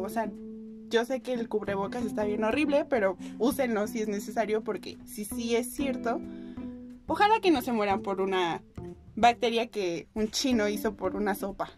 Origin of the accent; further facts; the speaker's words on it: Mexico; nosotros como mexicanos